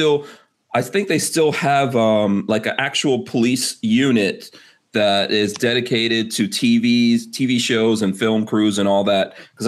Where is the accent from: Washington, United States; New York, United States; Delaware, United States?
New York, United States; New York City; So when I came here in the 80s, I grew up in New York City, so I understand exactly what you're talking about.